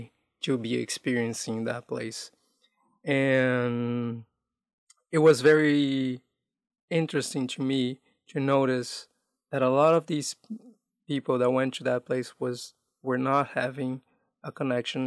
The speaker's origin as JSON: {"language": "English", "country": "Brazil", "tie": "born or raised there", "also_born_or_lived": "Amazonas, Brazil / Manaus, Brazil", "moved": "as an adult", "lives_now": "North America", "said": "I grew up in an urban environment and away from my hometown, away from the state I was born in, which is Amazonas, like living in mostly in big cities around Brazil."}